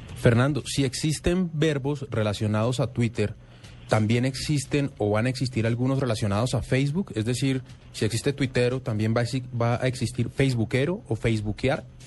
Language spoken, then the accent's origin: Spanish; Colombia; somos comafóbicos los colombianos